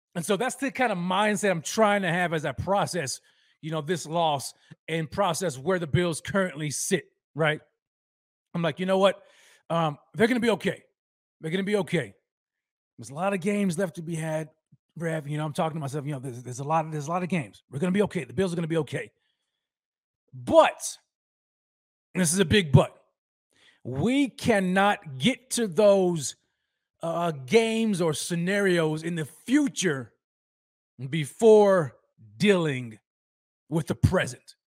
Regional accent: Texas, United States; my hometown of Texas

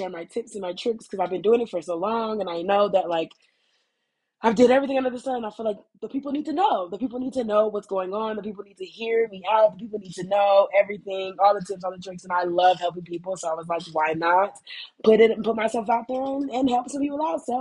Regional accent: United States; moved away; I am an American, if you can't tell. I am an American

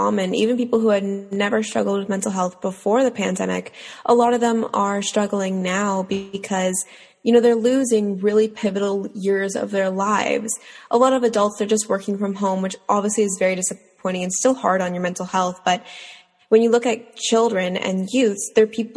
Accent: Toronto, Ontario, Canada; I'm from Toronto, Ontario

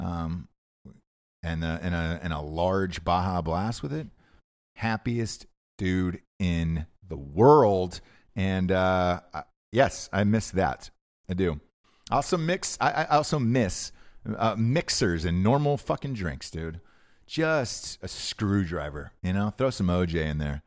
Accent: Atlanta, Georgia, United States; I'm from Atlanta

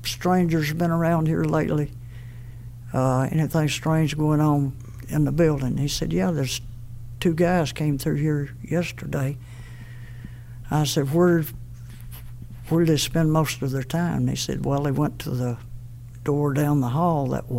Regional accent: Cullman, Alabama, United States; we were living in Cullman, my hometown

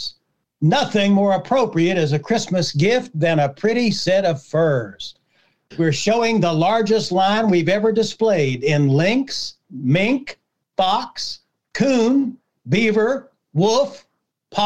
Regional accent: West Virginia, United States; moved away; I grew up in West Virginia, but that was a long time ago.

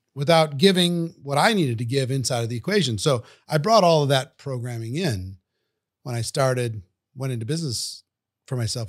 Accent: Minnesota, United States; I grew up in Minnesota, central part of the United States, cold country

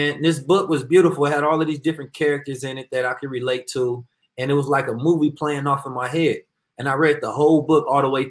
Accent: Oakland, California, United States; I am from Oakland, California

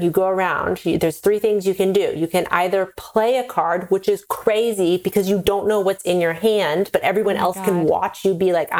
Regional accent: Pacific Northwest, United States; I'm from the Pacific Northwest. I grew up. It's like there's like drive-through coffee. It's like my whole family's into coffee.

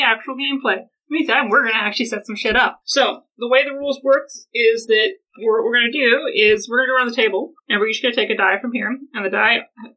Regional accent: Golden, British Columbia, Canada; We're from Golden.

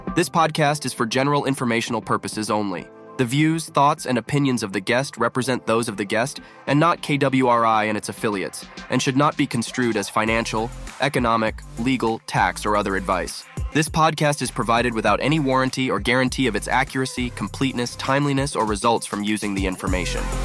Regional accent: New England, United States; I didn't grow up in Miami. I grew up in New England

